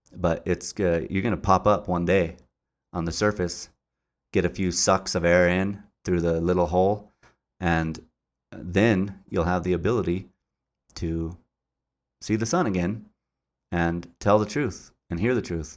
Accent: Albuquerque, New Mexico, United States; I grew up, uh, uh, in the, the west side of Albuquerque.

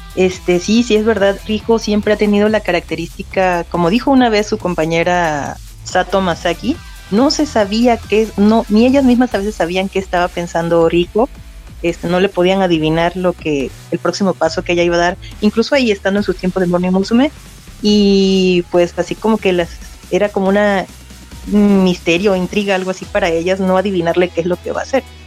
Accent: Mexico; soy de México.

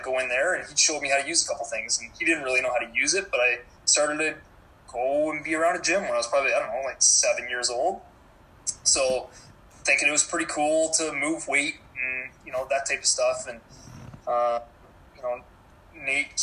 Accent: Cambridge, Ontario, Canada; I grew up in Cambridge, born, raised, still lived here

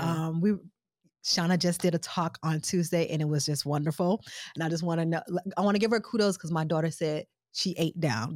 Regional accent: Milwaukee, Wisconsin, United States; also born or lived in Chicago / Missouri / Detroit; I'm originally from Milwaukee, Wisconsin. I'm kinda Midwest girl, Chicago, Mo, Detroit, Milwaukee most of my life

